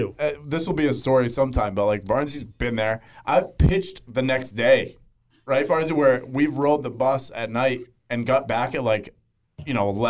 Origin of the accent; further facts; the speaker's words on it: Maine, United States; moved away; I'm from Maine originally